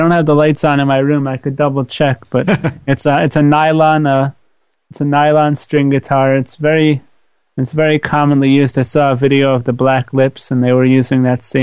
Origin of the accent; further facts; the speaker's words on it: Long Beach, New York, United States; I grew up in Long Beach, New York, which is in Long Island, right by the beach, as one would assume.